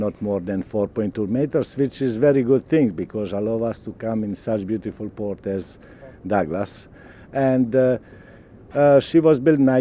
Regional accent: Vela Luka, Dubrovnik-Neretva County, Croatia; I'm coming from Croatia, from one small island named Korčula. My hometown name is Vela Luka, so I'm islander too.

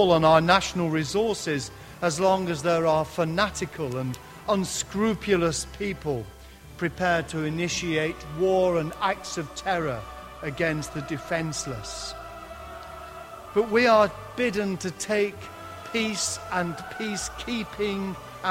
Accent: Lancashire, North West England, United Kingdom; accent: Lancashire; my Lancashire accent

